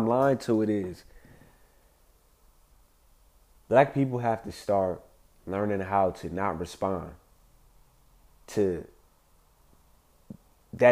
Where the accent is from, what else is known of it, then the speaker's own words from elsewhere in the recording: Compton, California, United States; I grew up in Compton